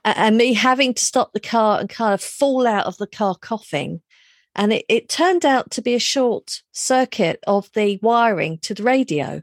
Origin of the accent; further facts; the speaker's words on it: London, United Kingdom; moved away as an adult; also born or lived in Reading; I grew up in London